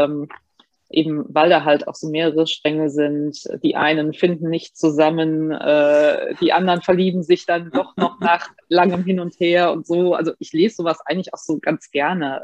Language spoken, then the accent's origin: German; Bad Honnef, North Rhine-Westphalia, Germany; ich bin gebürtig aus Bad Honnef